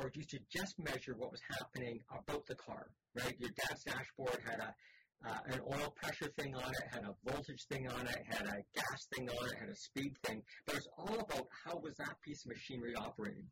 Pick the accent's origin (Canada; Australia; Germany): Canada; as a Canadian